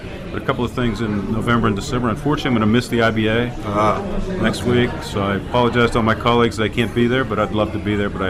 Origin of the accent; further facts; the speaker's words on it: Pittsburgh, Pennsylvania, United States; I'm from Pittsburgh, Pennsylvania.